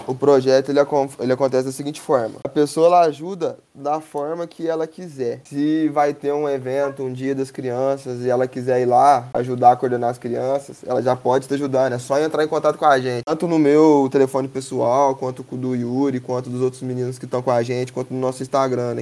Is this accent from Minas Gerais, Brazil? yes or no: yes; Três Pontas, Minas Gerais, Brazil; now in Lavras, Brazil; eu sou de Três Pontas, natural de Três Pontas, atualmente eu moro em Lavras